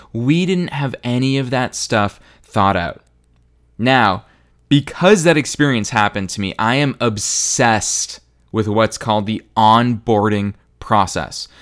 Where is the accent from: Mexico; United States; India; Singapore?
United States; Marlborough, Massachusetts; my hometown, Marlboro, Massachusetts, for any of you that are curious about where I grew up